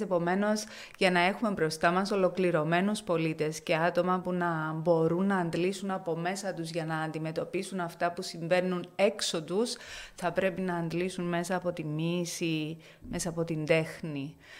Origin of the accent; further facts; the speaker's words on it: Limassol, Limassol District, Cyprus; εμείς που ε, έχουμε γεννηθεί σε αυτή την πόλη.